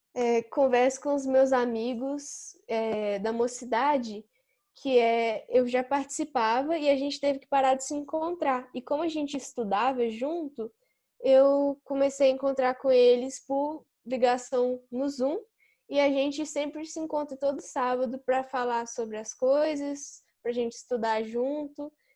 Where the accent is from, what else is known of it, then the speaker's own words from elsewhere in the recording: São João del-Rei, Minas Gerais, Brazil; Eu sou de São João do Rei e eu estudo no Instituto Federal Sudeste de Minas.